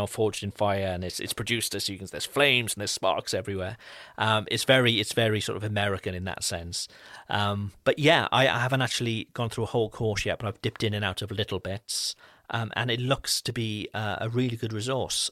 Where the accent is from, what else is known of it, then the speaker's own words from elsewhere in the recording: Wales, United Kingdom; now in France; I'm not French, I'm, I'm from Wales in the U K.